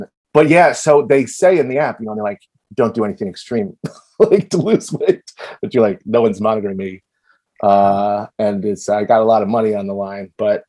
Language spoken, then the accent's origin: English; Virginia, United States; now in New York, United States; I grew up in Virginia and I quit college when I was 20 and I moved to New York.